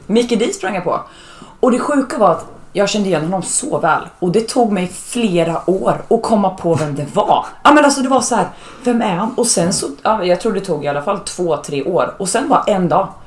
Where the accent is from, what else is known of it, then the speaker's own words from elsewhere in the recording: Norrköping, Östergötland, Sweden; now in Gothenburg, Sweden; jag kommer ju från en mindre stad, jag kommer från Norrköping